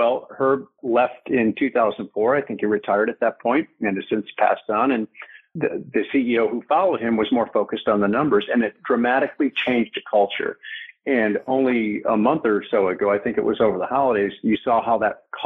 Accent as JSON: {"language": "English", "town": "Detroit", "region": "Michigan", "country": "United States", "tie": "born or raised there", "said": "I'm a kid from Detroit"}